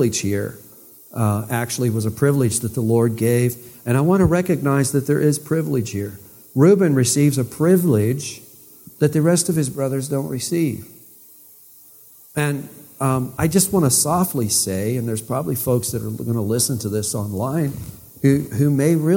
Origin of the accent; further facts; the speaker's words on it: East Liverpool, Ohio, United States; I was born in East Liverpool Hospital